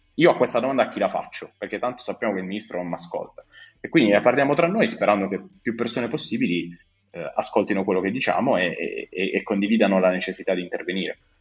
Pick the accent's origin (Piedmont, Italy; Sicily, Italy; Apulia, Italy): Apulia, Italy; Bari; Io sono di Bari, sono un giovane medico come Federico